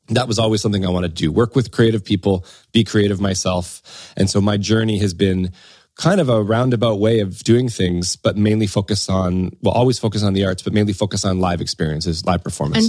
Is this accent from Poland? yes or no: no; Windsor, Ontario, Canada; moved away as an adult; now in United Kingdom; I'm originally from Canada, a place called Windsor, Ontario, which is across from Detroit, um, kind of southwestern Ontario.